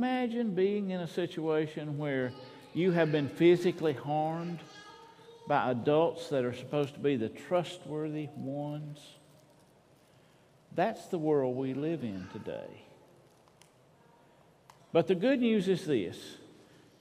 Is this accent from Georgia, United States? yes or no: yes; Gainesville, Georgia, United States; I was growing up in Gainesville, my brother and I'd get on our bikes